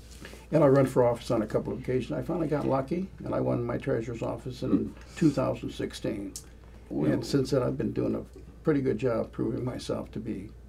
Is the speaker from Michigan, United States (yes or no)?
yes; Detroit, Michigan, United States; also born or lived in Macomb County, Michigan; I was born in Detroit. Okay. So I'm originally from Detroit.